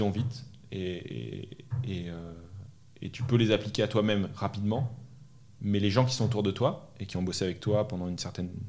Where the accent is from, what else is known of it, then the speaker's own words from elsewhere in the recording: Normandy, France; also born or lived in Île-de-France / Belgium / Brazil; Je suis né dans le sud de la France, j'ai grandi euh, en Normandie, en région parisienne, en Belgique. J'ai passé trois ans en Belgique.